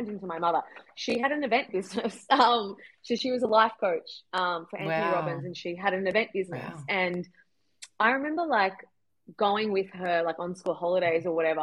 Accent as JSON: {"language": "English", "town": "Toowoomba", "region": "Queensland", "country": "Australia", "tie": "born or raised there", "also_born_or_lived": "Melbourne, Australia", "moved": "as an adult", "lives_now": "Sydney, Australia", "said": "I was from Toowoomba"}